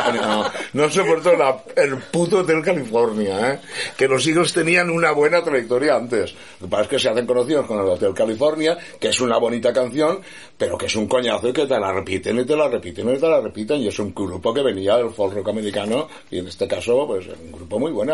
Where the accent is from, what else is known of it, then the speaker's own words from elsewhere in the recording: Estivella, Valencian Community, Spain; also born or lived in Segorbe / Alicante; Yo soy de Estivella